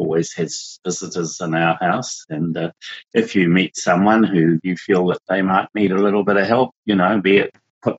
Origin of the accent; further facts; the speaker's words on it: New Zealand; It's just what we do as Kiwis.